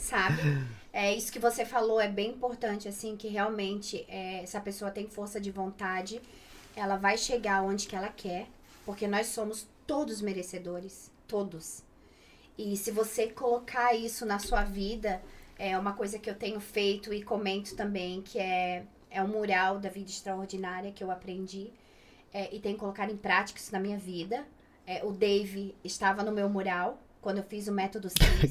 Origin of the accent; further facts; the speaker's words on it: Brusque, Santa Catarina, Brazil; also born or lived in Itapema; now in Madrid, Spain; eu nasci em Brusque, morava em Itapema.